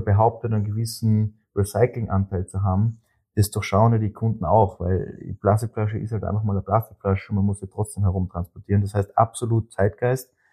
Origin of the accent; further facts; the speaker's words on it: Austria; als Österreicher